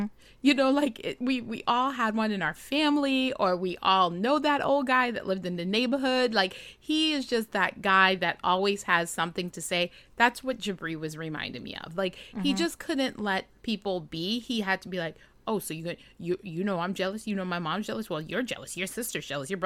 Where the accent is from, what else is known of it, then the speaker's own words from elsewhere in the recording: Trinidad & Tobago; As a Trini woman born and raised